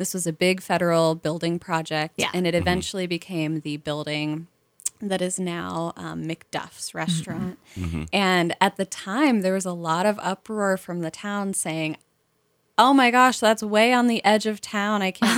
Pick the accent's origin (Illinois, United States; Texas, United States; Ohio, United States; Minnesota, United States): Ohio, United States; Cincinnati; So I'm from Cincinnati.